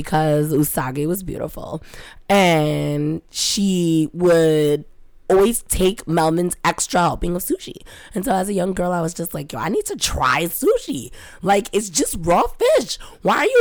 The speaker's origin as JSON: {"language": "English", "region": "New York", "country": "United States", "said": "I'm a New Yorker"}